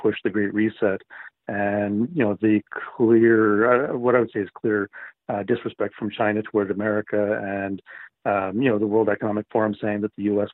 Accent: Canada; as a Canadian

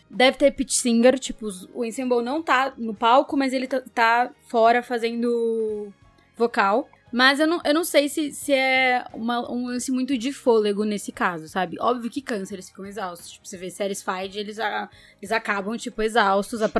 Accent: Brazil; a gente é brasileiro, né?

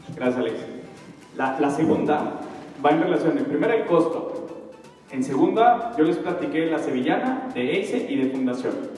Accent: Atlacomulco, State of Mexico, Mexico; yo soy de Atacomulco. tú estás en una ciudad y yo estoy en un pueblito

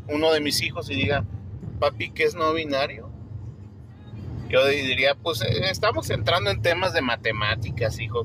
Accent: Mexico; aquí en México

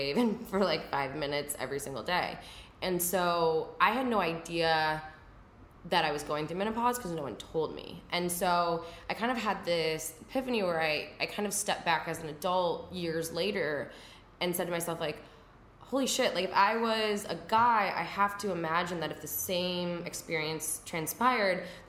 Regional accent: Midwest, United States; I grew up in the Midwest.

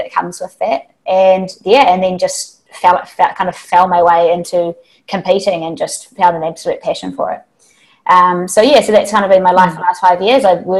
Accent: New Zealand; moved away as an adult; now in Hong Kong; I'm a New Zealander, but I've been living out in Hong Kong for 5 years

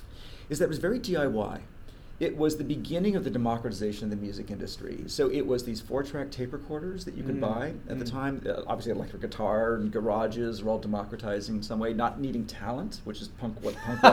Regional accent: United Kingdom; born there; Born in the UK, American parents. Moved around a lot and really struggled in school as a kid.

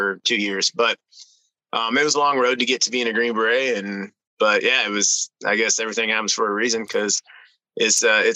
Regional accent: Lowell, Oregon, United States; moved away as an adult; originally I'm from Oregon and grew up in a small town outside of Eugene, Lowell, Oregon.

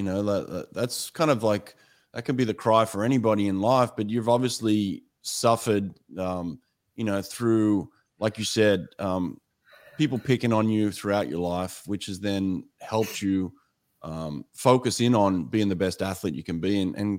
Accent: Australia; I'm Australian, so that's my flag back there.

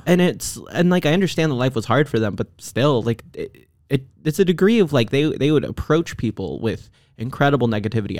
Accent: Texas, United States; I grew up in Texas

